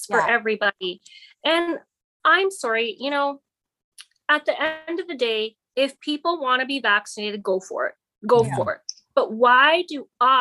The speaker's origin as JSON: {"language": "English", "town": "Grande Prairie", "region": "Alberta", "country": "Canada", "tie": "born or raised there", "also_born_or_lived": "Fort St. John", "moved": "as an adult", "lives_now": "Kamloops, Canada", "said": "I am actually born and raised in Alberta. My family originated in Calgary, and I was raised in Grand Prairie."}